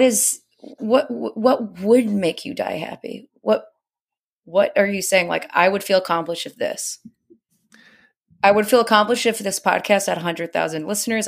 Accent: Indiana, United States; I'm from Indiana

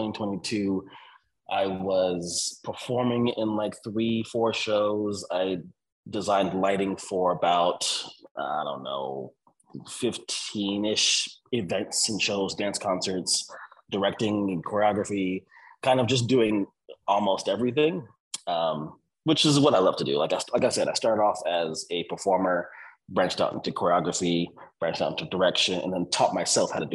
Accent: San Diego, California, United States; also born or lived in Escondido / La Mesa; born and raised in San Diego, California, like Paradise Hills, Spring Valley area

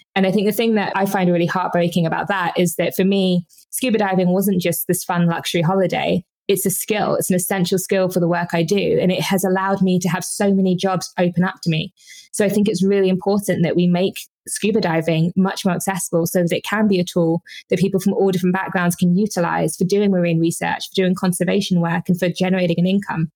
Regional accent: Brighton, South East England, United Kingdom; in the UK, I grew up in Brighton.

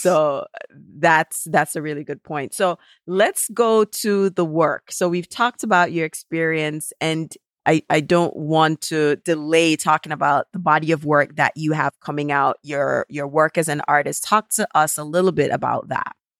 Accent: Jamaica; now in United States; never one point in my life growing up in Jamaica was I ever home alone

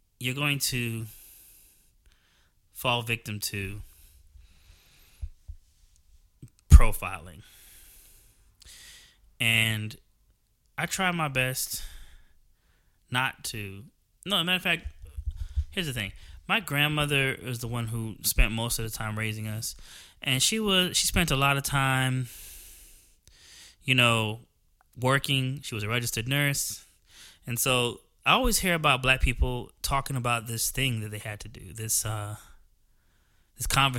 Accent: New Jersey, United States; moved away as an adult; also born or lived in Georgia; I'm from New Jersey. I spent most of my life in New Jersey, and that's where I lived

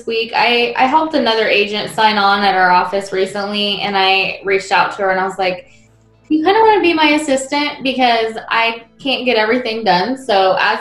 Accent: New Palestine, Indiana, United States; I'm actually from New Palestine on the east side

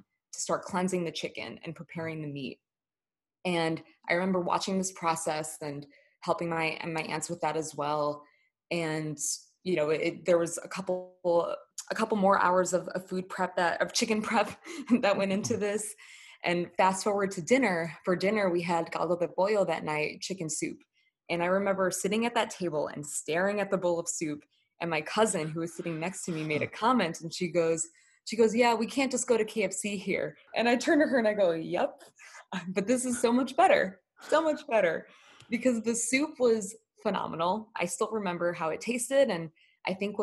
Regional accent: United States; the privileges that I had growing up in the US

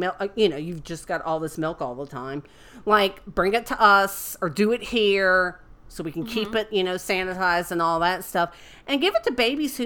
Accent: Florida, United States; I'm from the Bibleist belts, fucked up state in the Union

